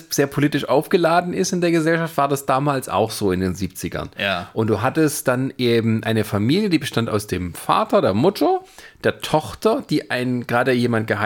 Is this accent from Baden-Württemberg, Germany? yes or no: yes; Baden-Württemberg, Germany; moved away; aus meiner Heimat